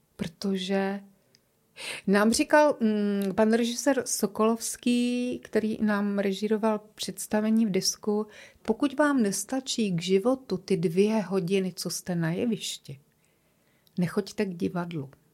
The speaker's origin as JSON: {"language": "Czech", "region": "Prague", "country": "Czechia", "tie": "born or raised there", "accent": "Prague", "moved": "as an adult", "lives_now": "Ostrava, Czech Republic", "said": "cítím se stále jako Češka, trošku je křtěná Vltavou, Pražačka, tak trošku tak mluvím, že?"}